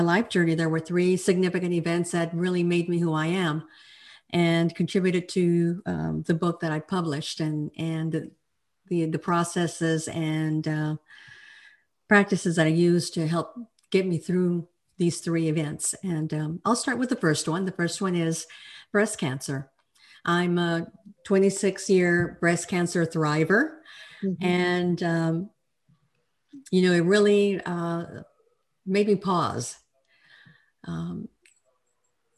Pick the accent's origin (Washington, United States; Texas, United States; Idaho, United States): Texas, United States; El Paso; now in Fort Worth, United States; I'm a Texan. I'm a true Texan. I was born in El Paso, and I now live in Fort Worth